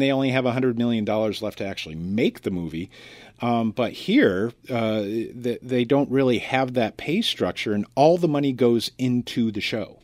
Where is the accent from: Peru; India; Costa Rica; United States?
United States; as an American